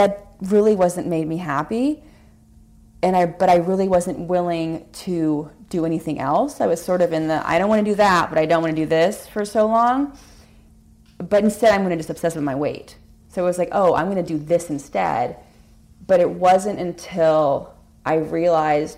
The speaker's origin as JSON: {"language": "English", "region": "California", "country": "United States", "tie": "born or raised there", "also_born_or_lived": "Hawaii", "moved": "yes", "lives_now": "Connecticut, United States", "said": "I grew up in California. I lived in Hawaii for a while"}